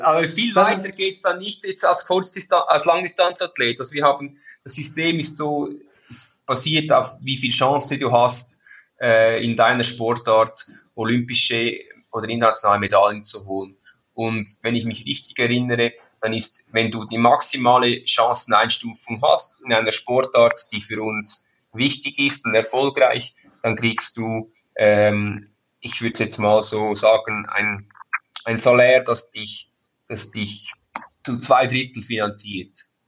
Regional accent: Switzerland; ich bin ein stolzer Schweizer

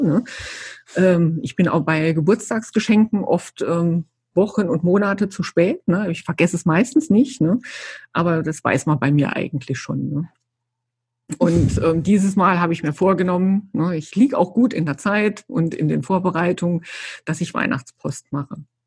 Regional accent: Saarland, Germany; moved away; als ich damals äh, hierher gezogen bin, ich komme ja aus dem Saarland eigentlich

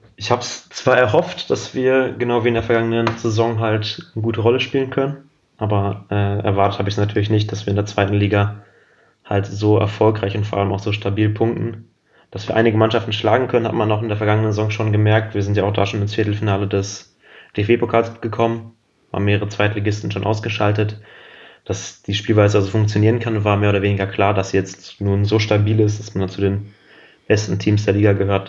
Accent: Paderborn or the Paderborn area, North Rhine-Westphalia, Germany; Ich bin in Paderborn oder im Paderborner Umland geboren und aufgewachsen

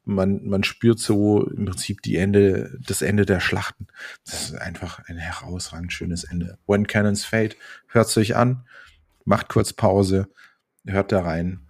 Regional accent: Karlsruhe, Baden-Württemberg, Germany; aus meiner Heimat Karlsruhe

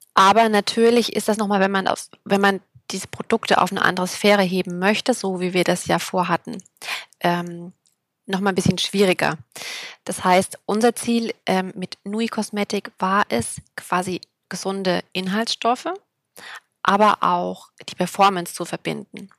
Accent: Thuringia, Germany; now in Berlin, Germany; ich komme aus Berlin, beziehungsweise lebe hier. Kommen tue ich aus Thüringen

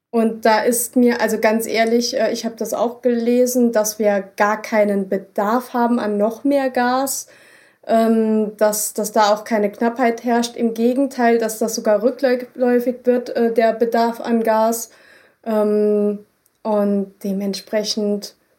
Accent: Germany; bei uns in Deutschland

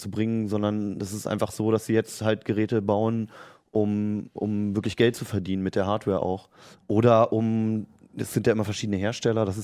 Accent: Berlin, Germany; also ich bin in Berlin aufgewachsen, da gibt es noch im Ostteil, gibt es an manchen so Häuserwänden so, so Arbeiterbilder

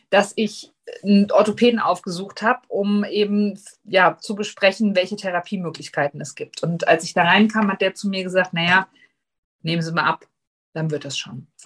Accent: Hesse, Germany; ich bin …, ich bin 40, ich komme aus Nordhessen

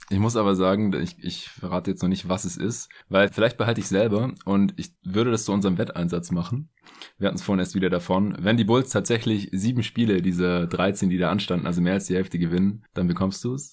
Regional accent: Stuttgart, Baden-Württemberg, Germany; now in Berlin, Germany; nachdem ich ja die letzten zwei Wochen noch in meiner alten Heimat in Stuttgart war

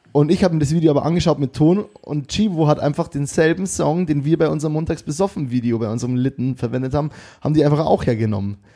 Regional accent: Bavaria, Germany; accent: Bavarian; wegen meinem Bayerisch

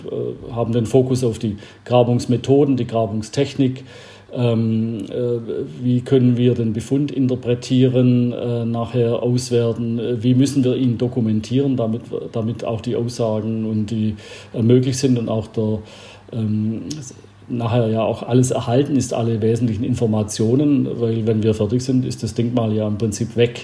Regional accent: Albstadt, Baden-Württemberg, Germany; in meiner Heimat äh, in Albstadt, wo ich herkomme, von der Schwäbischen Alb. Äh, da war ich ein kleiner Bub

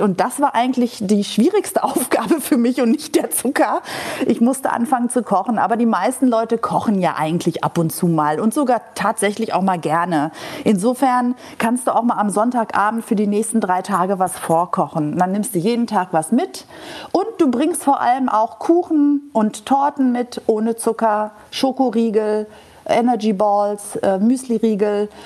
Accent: Greece; als Griechin mit einem Holzlöffel im Mund von einem griechischen Olivenbaum. Also wir, wir Griechen kommen essend auf die Welt

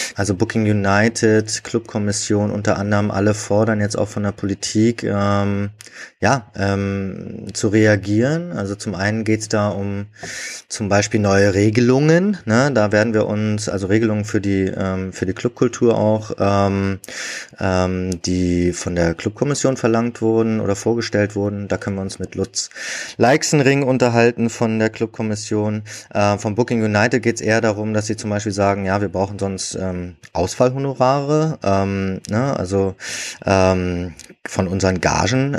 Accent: Berlin, Germany; als Berliner

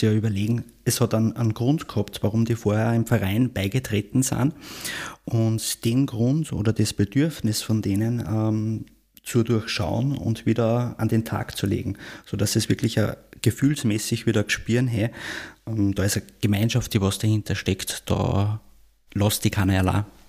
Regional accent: Austria; in der Bundeshauptstadt bei uns in Wien

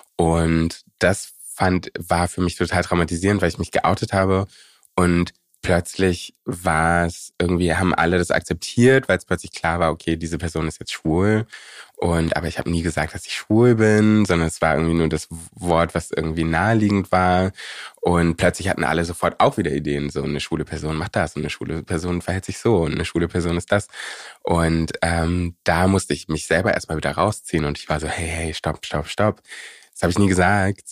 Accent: Berlin, Germany; Prenzlauer Berg, wo ich aufgewachsen bin, ist in den 90ern und Anfang 2000ern ähm, sehr weiß gewesen

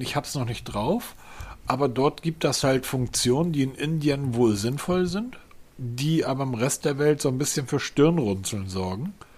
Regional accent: Hamburg, Germany; Als Hamburger

